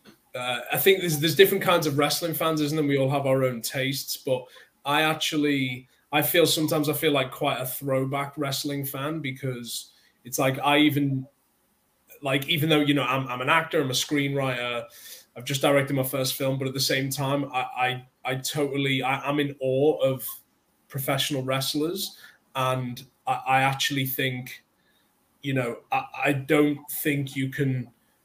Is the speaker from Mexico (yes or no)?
no; United Kingdom; as a Brit growing up in the 90s, as a young kid